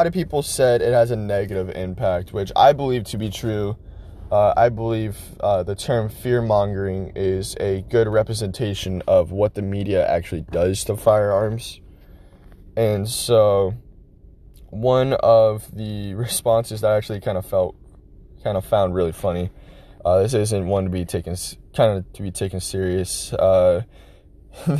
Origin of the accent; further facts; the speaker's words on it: United States; we as American citizens